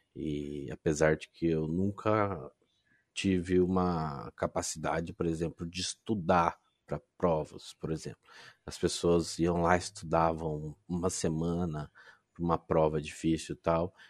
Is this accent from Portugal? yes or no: no; Londrina, Paraná, Brazil; Eu sou de Londrina, Paraná, uma cidadezinha do norte do Paraná